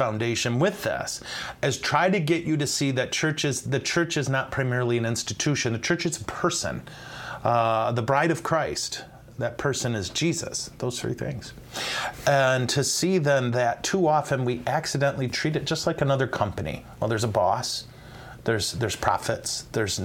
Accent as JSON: {"language": "English", "country": "United States", "said": "American Catholics"}